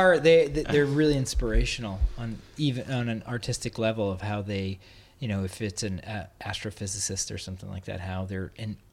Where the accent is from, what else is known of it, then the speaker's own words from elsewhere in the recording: New York, United States; I'm a New Yorker